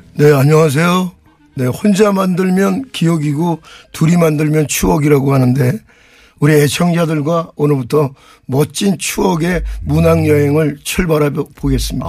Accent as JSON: {"language": "Korean", "region": "Seoul", "country": "South Korea", "tie": "born or raised there", "said": "저는 네 52년도에 서울에서 태어났는데요. 예, 예. 예 노량진의 그 대장간이 있는 동네에 태어났어요."}